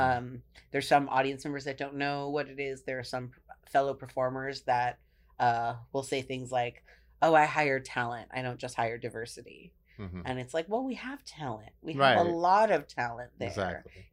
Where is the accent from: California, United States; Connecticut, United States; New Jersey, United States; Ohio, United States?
California, United States; Marin County; I was born and raised in Marin County.